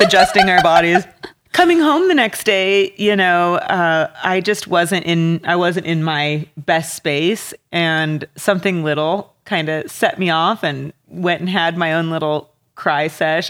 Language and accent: English; Walla Walla, Washington, United States; growing up in Walla Walla